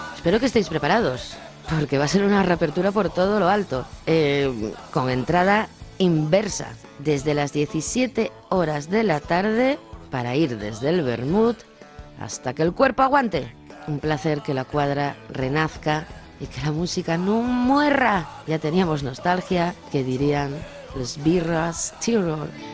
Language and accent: Spanish; Luarca, Asturias, Spain; Juanjo y una servidora somos del occidente, somos de Chuarca